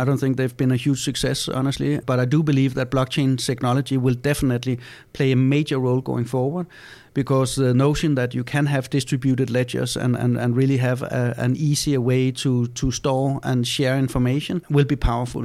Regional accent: Denmark; we're from Denmark, so in Denmark we have Lego.

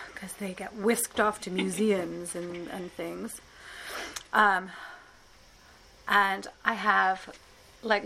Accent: England, United Kingdom; now in New York, United States; I'm from England

